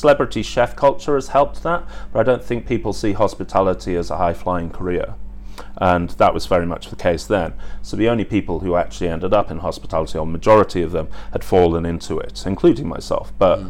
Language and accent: English; England, United Kingdom; So again, my parents gave me a great work ethic, and I think that stood me in great stead as an Englishman in hospitality with a work ethic.